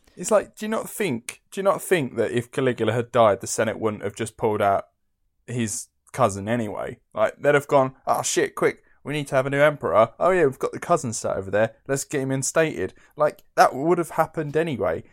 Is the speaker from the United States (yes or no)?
no; Essex, East of England, United Kingdom; I'm from Essex